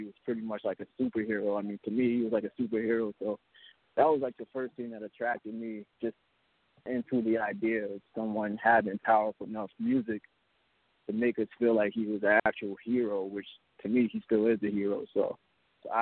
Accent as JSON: {"language": "English", "region": "Alabama", "country": "United States", "tie": "born or raised there", "moved": "yes", "lives_now": "Brooklyn, United States", "said": "I'm actually from Alabama. I'm out here in Brooklyn now, but I was born in Alabama"}